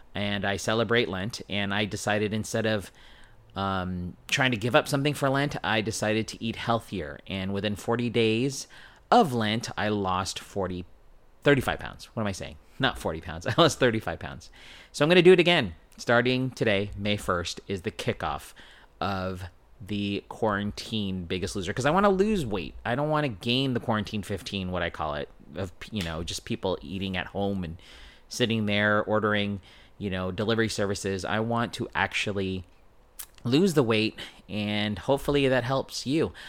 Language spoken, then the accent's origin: English; San Diego, California, United States; born and raised in San Diego